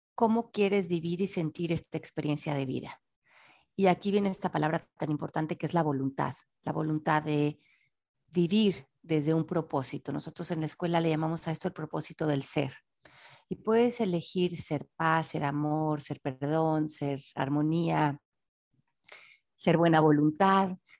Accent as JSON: {"language": "Spanish", "region": "Mexico City", "country": "Mexico", "tie": "born or raised there", "said": "nací en la Ciudad de México en 1970"}